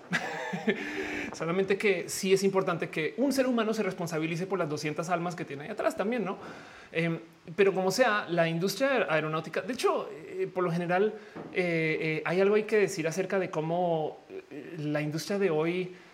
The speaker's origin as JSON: {"language": "Spanish", "country": "Mexico"}